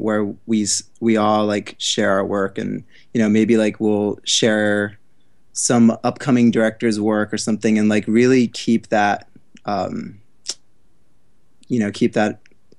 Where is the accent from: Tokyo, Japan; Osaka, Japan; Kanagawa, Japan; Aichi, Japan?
Tokyo, Japan; moved away as an adult; now in New York, United States; Yeah, and I'm from Tokyo originally. So like I moved here for for college, like three, four years ago.